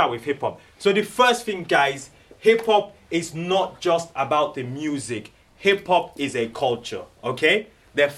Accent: Nigeria; moved away as an adult; also born or lived in Cambridge / Oxford / Cumbria; now in United Kingdom; I'm originally from Nigeria. I grew up in Nigeria

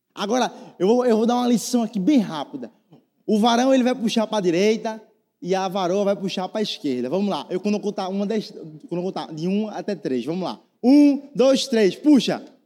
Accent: Northeast Region, Brazil; a gente é nordestino

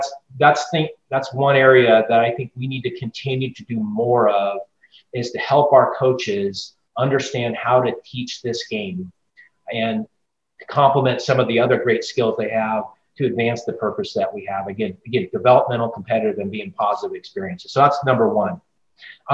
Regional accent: Northern California, United States; moved away as an adult; now in Chicago, United States; I grew up in Northern California

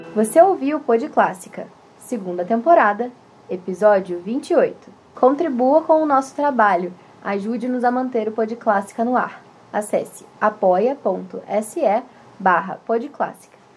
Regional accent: Rio de Janeiro, Brazil; now in Curitiba, Brazil; a gente é do Rio

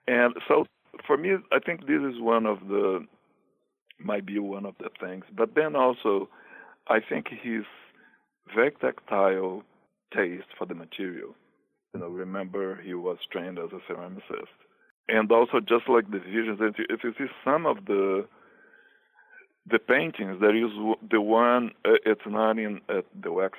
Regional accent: Brazil; moved away as an adult; now in New York, United States; I am actually originally from Brazil, and I came to New York in 1988.

